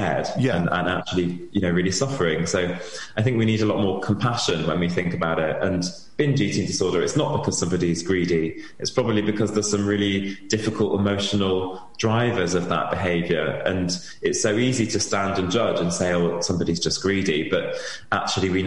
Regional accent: Wales, United Kingdom; I'm from Wales and I have my treatment in Wales

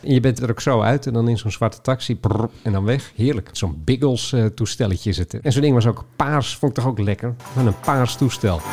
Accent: Haren, Groningen, Netherlands; moved away; Haren, waar ik vandaan kom oorspronkelijk. Groningenwijk geboren ben overigens.

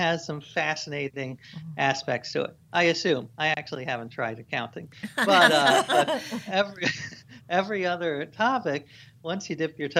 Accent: New York City, New York, United States; I grew up in New York City

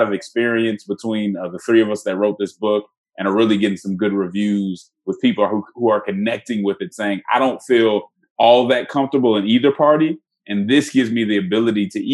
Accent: Denver, Colorado, United States; I'm from Denver

